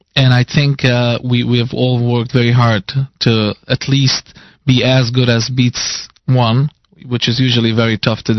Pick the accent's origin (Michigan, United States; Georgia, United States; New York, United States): New York, United States; New York City; From Williamsburg